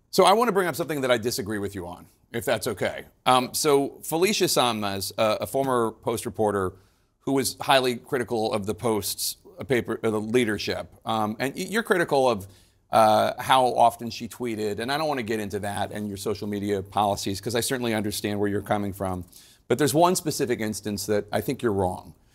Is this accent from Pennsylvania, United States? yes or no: yes; Philadelphia, Pennsylvania, United States; I'm from Philadelphia